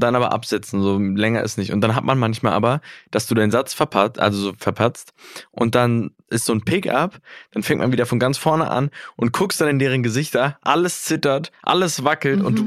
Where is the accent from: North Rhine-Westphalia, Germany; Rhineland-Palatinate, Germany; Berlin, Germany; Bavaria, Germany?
Berlin, Germany; Ist ja auch so ein bisschen meine Gegend, wo ich herkomme